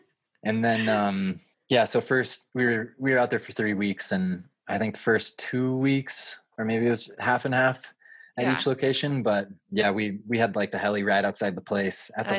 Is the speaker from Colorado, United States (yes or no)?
yes; Aspen, Colorado, United States; Most of us are like 30 now. But we grew up in Aspen